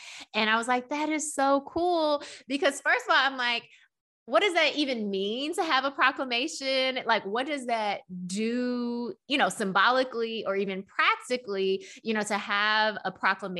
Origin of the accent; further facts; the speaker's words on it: Memphis, Tennessee, United States; not much connection to other Asian Americans or Asian American community here for me growing up in Memphis.